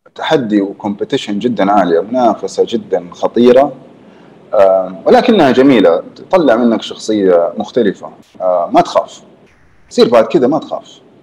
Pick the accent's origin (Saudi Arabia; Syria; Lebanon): Saudi Arabia; Jeddah, Makkah Province; also born or lived in Canada; انا من جده